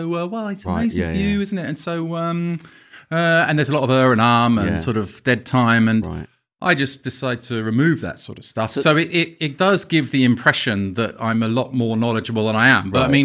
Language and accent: English; Camden, London, United Kingdom; I'm from Camden.